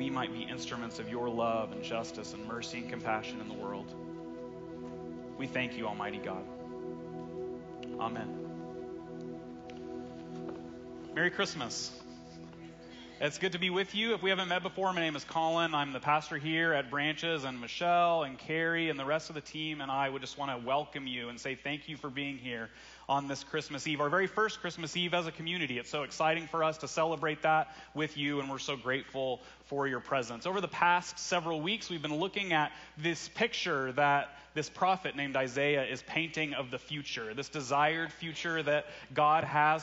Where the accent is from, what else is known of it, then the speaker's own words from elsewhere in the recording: Russellville, Arkansas, United States; my hometown, Russellville, Arkansas